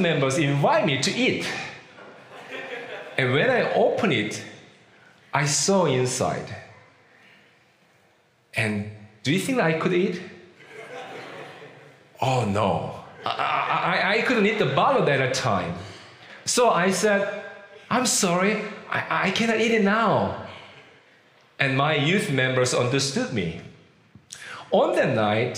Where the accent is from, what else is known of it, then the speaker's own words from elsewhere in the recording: South Korea; first language Korean; English is a second language; moved away as an adult; also born or lived in Philippines / Kentucky, United States; now in Virginia, United States; I was born and raised in Korea. I'd never spoken English before I became like 24 years old.